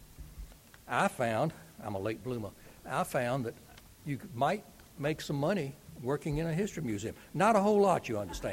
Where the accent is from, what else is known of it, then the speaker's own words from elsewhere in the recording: Lynchburg, Virginia, United States; my hometown of Lynchburg, Virginia